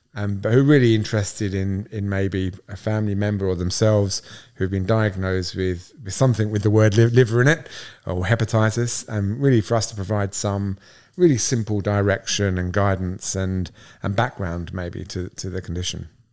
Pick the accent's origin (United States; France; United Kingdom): United Kingdom; Southend-on-Sea, East of England; moved away as an adult; now in Australia; I'm English. I'm from a small town called South End on Sea in Essex